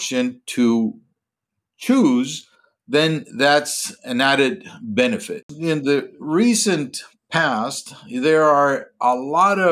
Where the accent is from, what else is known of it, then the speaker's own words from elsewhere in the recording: Colombia; moved away as an adult; also born or lived in Minnesota, United States / Texas, United States; born and raised in Colombia